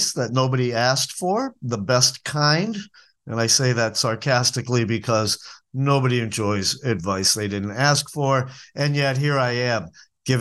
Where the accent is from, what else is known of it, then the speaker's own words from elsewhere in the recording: New England, United States; moved away; the diner food that I grew up eating in New England